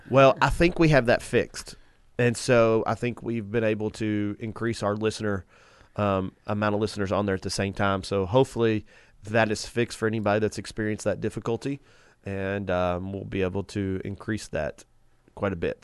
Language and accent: English; United States; as Americans, I love America. I think we grew up in the best nation